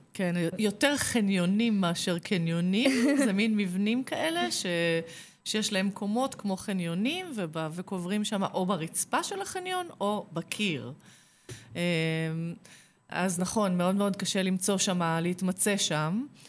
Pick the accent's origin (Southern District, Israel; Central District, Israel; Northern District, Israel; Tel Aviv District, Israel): Central District, Israel; Kfar Saba; נולדתי בכפר סבא